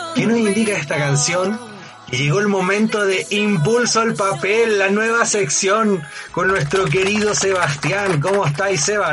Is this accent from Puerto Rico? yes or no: no; Chile; somos los chilenos y las chilenas